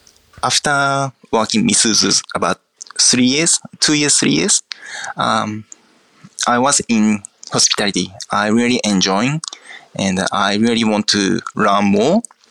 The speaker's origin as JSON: {"language": "English", "region": "Akita", "country": "Japan", "tie": "born or raised there", "second_language": "English", "said": "Yes, Akita is very countryside. And my hometown is country of the country. So mountains, rice fields, beach fields, just summertime green everywhere."}